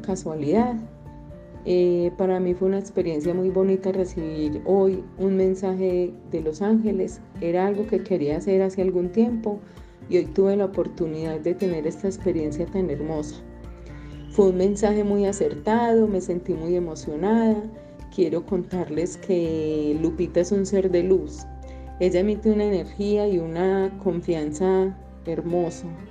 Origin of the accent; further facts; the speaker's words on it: Colombia; Soy de Colombia.